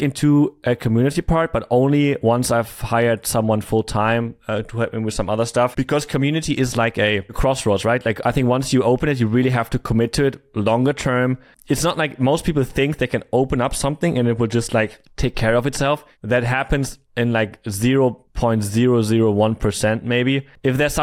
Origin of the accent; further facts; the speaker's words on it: Germany; moved away; also born or lived in Thailand / Cyprus; I'm from Germany